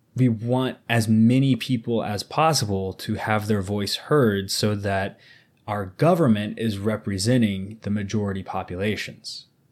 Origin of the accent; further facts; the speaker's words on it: United States; I'm an American